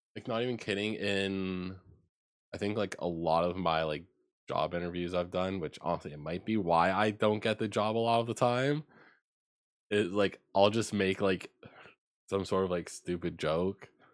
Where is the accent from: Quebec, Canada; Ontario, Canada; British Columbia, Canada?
Ontario, Canada; moved away as an adult; I was born and raised in Ontario and that I moved out moved out there, like, recently at the time